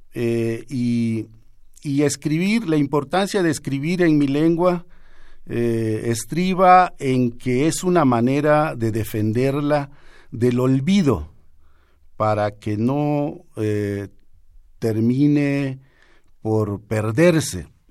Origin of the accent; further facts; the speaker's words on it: Juchitán de Zaragoza, Oaxaca, Mexico; escribo en lengua zapoteca, eh, nací en Juchitán de Zaragoza, Oaxaca, en el año de 1958